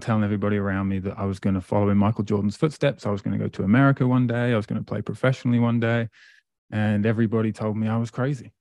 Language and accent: English; Great Yarmouth, East of England, United Kingdom; moved away as an adult; also born or lived in Presque Isle, Maine; now in Amherst, Canada; I grew up in England, a place called Great Yarmouth